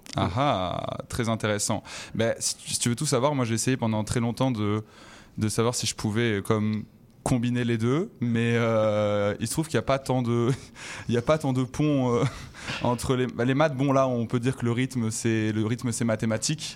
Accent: Toulouse, Occitania, France; moved away as an adult; now in Montreal, Canada; je viens de Toulouse, sinon avant en France

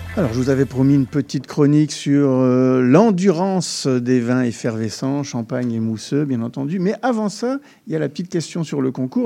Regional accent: France; lorsqu'on est français

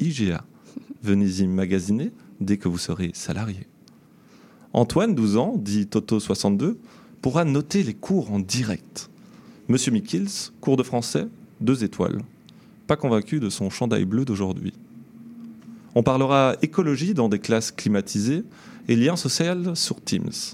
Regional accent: Belgium; now in Montreal, Canada; je viens de Belgique

